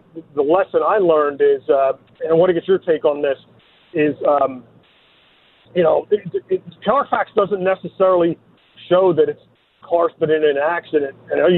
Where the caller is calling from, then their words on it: San Diego, California, United States; also born or lived in Beverly Hills; I said I was calling from San Diego, so it's almost official that I'm moving, which is why I'm technically on my way to Beverly Hills